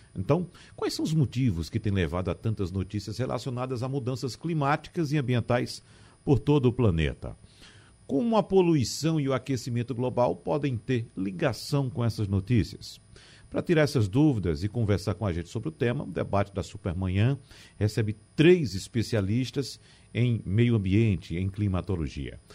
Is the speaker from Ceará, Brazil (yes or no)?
no; Arcoverde, Pernambuco, Brazil; now in Recife, Brazil; outra cidade do nosso sertão, aqui, a cidade onde eu nasci, inclusive, Arco Verde